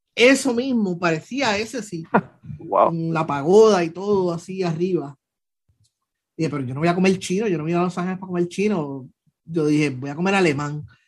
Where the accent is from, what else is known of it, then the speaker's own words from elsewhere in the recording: Puerto Rico; me vieron la cara de boricua